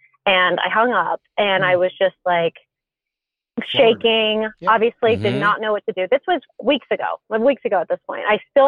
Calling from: Texas, United States; And I'm calling from Texas.

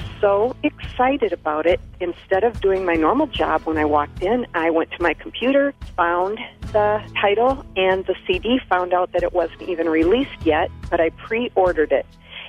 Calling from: St. Paul, Minnesota, United States; I'm calling from St. Paul, Minnesota.

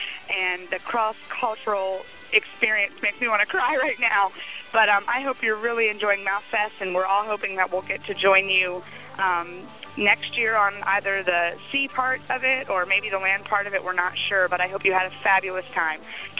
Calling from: Savannah, Georgia, United States; I'm calling from Savannah, Georgia.

